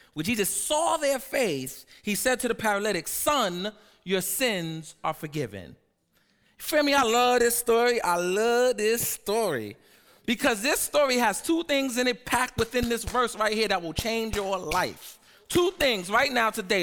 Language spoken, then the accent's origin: English; New York City, New York, United States; I'm from Harlem and I'm the hood pastor